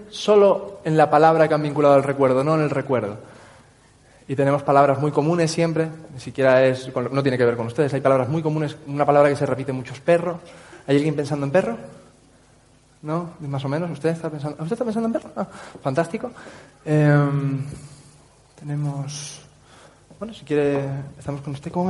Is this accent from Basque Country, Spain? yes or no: no; Canary Islands, Spain; accent: Tenerife; Tenerife. Tengo acento de Tenerife, total.